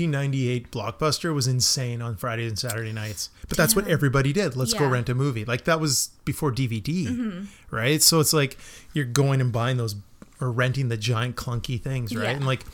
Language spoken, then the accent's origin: English; Melville, New York, United States; I'm from Melville and it was the gas station, right?